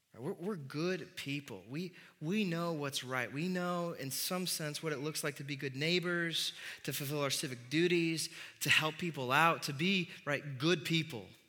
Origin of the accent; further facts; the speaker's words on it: Midwest, United States; being a Midwesterner